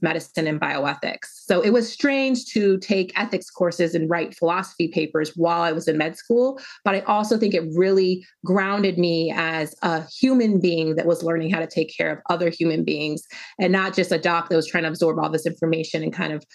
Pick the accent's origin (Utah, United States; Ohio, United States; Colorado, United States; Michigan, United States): Colorado, United States; Denver; I was born and raised in Denver, Colorado